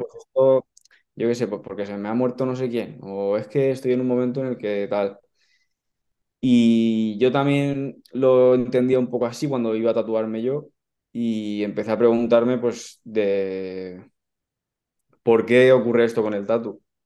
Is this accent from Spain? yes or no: yes; Valencia, Valencian Community, Spain; yo soy de Valencia, del barrio de la Luz